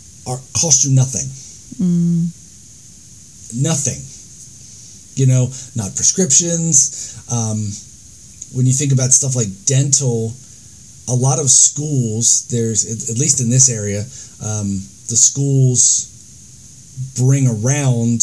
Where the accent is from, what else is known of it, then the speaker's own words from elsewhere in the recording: United States; now in New Zealand; as an American